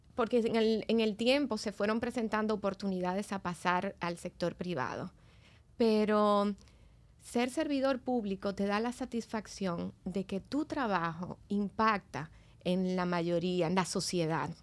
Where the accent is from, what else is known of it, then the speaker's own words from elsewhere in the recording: Dominican Republic; yo soy dominicana, más dominicana que el plátano. este, y bueno, he vivido aquí casi toda mi vida.